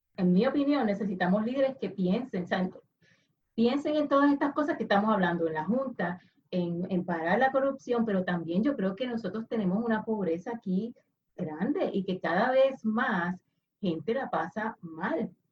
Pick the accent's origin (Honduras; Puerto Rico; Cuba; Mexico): Puerto Rico; como puertorriqueña